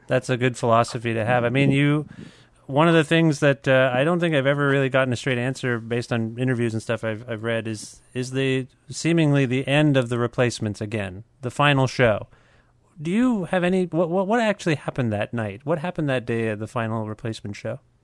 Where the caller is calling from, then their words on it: Guelph, Ontario, Canada; I'm calling you from Guelph, Ontario